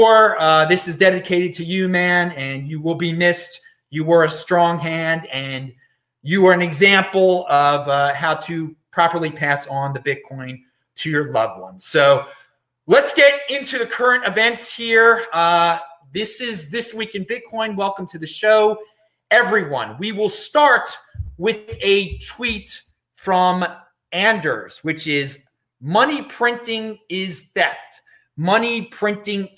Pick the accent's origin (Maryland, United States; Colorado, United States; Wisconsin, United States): Maryland, United States; Baltimore; now in Los Angeles, United States; I'm from Baltimore originally